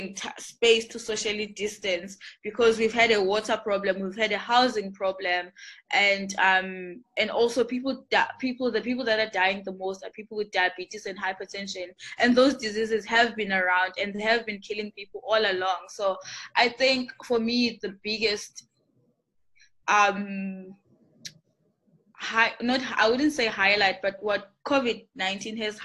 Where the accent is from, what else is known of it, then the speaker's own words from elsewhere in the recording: South Africa; I'm South African, like it's my home